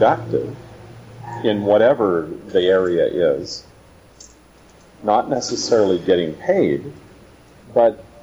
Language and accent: English; the Kootenays, British Columbia, Canada; I come from the Kootenays.